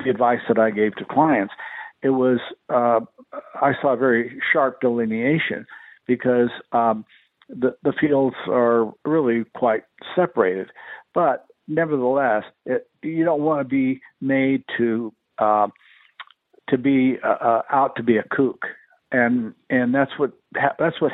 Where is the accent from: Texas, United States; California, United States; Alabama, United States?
Texas, United States; El Paso; born or raised there